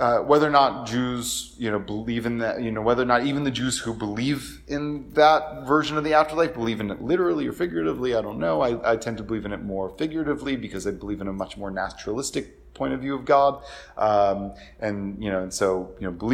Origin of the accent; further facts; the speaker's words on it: Atlanta, Georgia, United States; now in Richmond, United States; I was born and raised in Atlanta. I live in Richmond now.